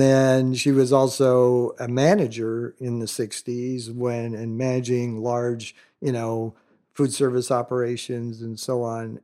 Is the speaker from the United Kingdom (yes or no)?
no; Southern California, United States; also born or lived in Florida Keys, Florida; grown up in some of the earlier days of modern Calhou-, Southern California